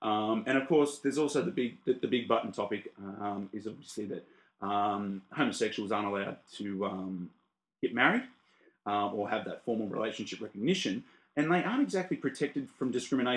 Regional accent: Australia; we're Australian

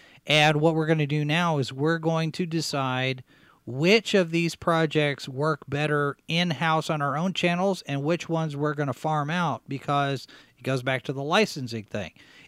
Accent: Dallas, Texas, United States; I'm from Dallas. I grew up in Texas. And when some of the people in college learned that I was from Dallas, they looked at me and said, you don't sound like you're from Texas.

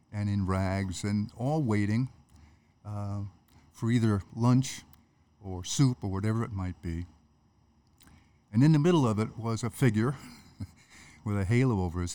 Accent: Jersey City, New Jersey, United States; moved away; I was born and raised in Jersey City, in the shadow of the Statue of Liberty.

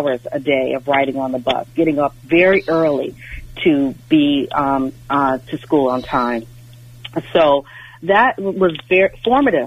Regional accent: Los Angeles, California, United States; I grew up in Los Angeles

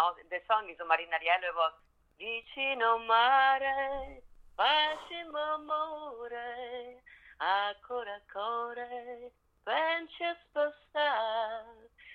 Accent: Venice, Veneto, Italy; English is a second language; moved away as an adult; also born or lived in New York City, United States; now in Las Vegas, United States; Venice, Italy. Yes, born and raised

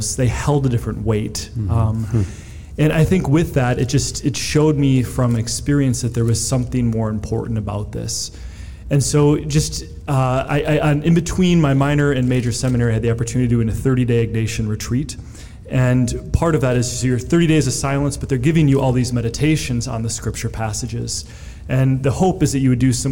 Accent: Lakeville, Minnesota, United States; I grew up in Lakeville

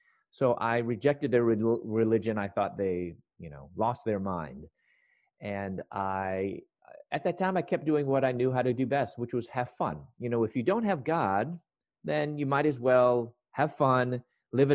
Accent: Chicago, Illinois, United States; moved away as an adult; also born or lived in Louisville, Kentucky / Atlanta, Georgia; I'm from Chicago

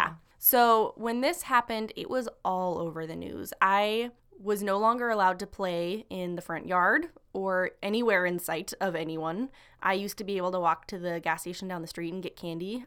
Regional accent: Coeur d'Alene, Idaho, United States; my hometown of Coeur d'Alene, Idaho, when I was nine years old

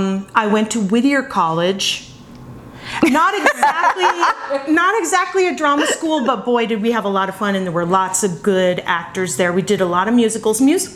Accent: Vancouver, British Columbia, Canada; also born or lived in Colorado; now in Los Angeles, United States; I am from Vancouver, British Columbia, but my boarding school was in Colorado, so that's what I consider my home.

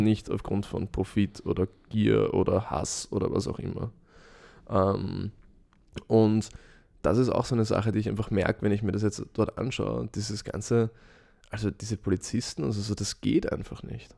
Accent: Vienna, Austria; ich sehe mich zuerst als Europäer und zweitens als Österreicher

